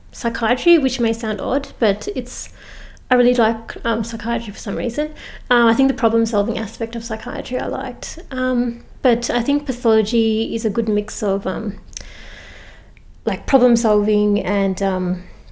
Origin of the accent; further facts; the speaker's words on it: Victoria, Australia; also born or lived in Adelaide; I'm originally from Victoria. I went to Adelaide to do medicine.